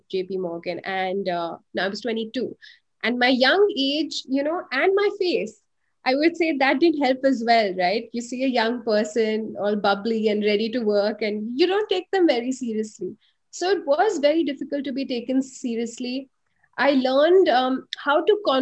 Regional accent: India; being an Indian woman, I got, you know, an investment banking job

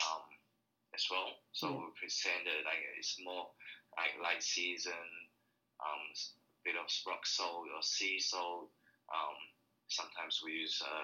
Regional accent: Taiwan; now in Australia; I'm originally from Taiwan

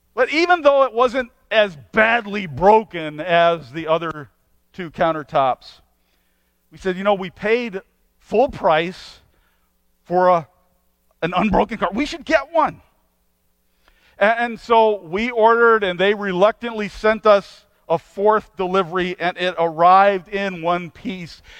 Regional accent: United States; as an American

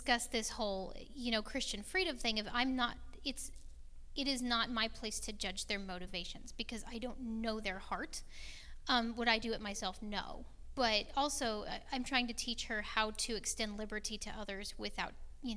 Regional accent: Las Vegas, Nevada, United States; moved away; growing up in Las Vegas, Stephen

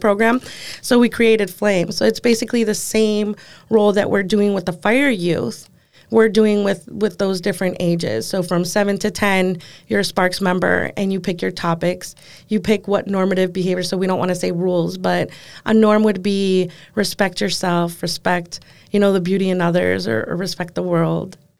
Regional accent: Door County, Wisconsin, United States; I'm from Door County.

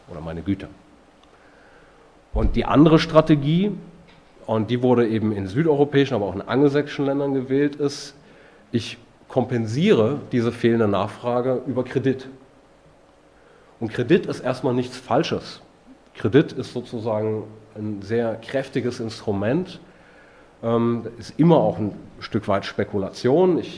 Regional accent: Italy; Und Renzi aus meinem Heimatland, der Verschrotter, der jetzt quasi als der, die neue Hoffnung der italienischen Sozialdemokratie gefeiert wird

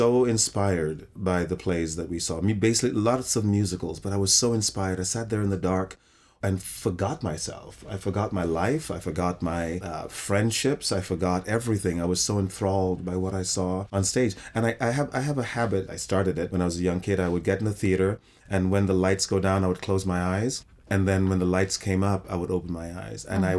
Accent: England, United Kingdom; also born or lived in Trinidad, Trinidad & Tobago / New York, United States; I was born in the West Indies. I was born in Trinidad, West Indies, and I grew up in England and New York.

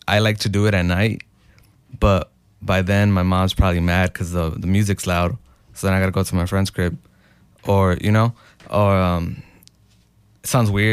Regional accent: Chicago, Illinois, United States; I'm from Little Village, Chicago, Illinois, 60623

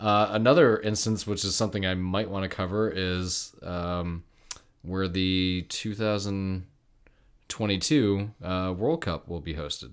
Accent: St. Lawrence River, Canada–US border, New York, United States; I grew up on the border of Canada and the United States. I grew up on the St. Lawrence River

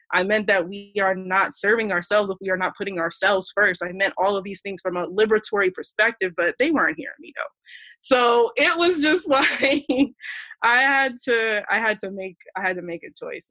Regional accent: Columbia, Maryland, United States; I was born in the States uh, grew up in Columbia, Maryland

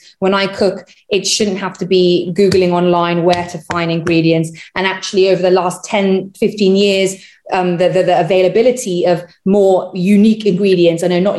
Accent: Trinidad & Tobago; now in United Kingdom; So I'm from Trinidad.

